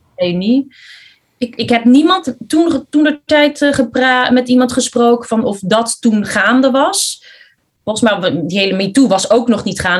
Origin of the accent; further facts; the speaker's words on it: Netherlands; also born or lived in Philippines; ik kom zelf uit de Filipijnen. Alleen ik kwam hier toen ik vier jaar was. Dus ik ben heel Hollands